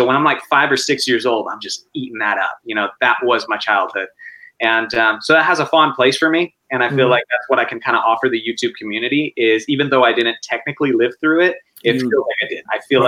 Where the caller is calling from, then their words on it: California, United States; Central California. San Luis.